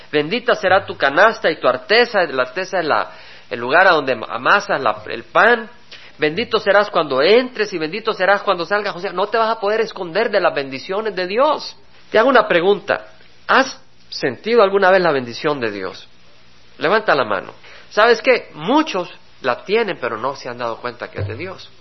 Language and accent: Spanish; El Salvador; como salvadoreño, porque vengo del Salvador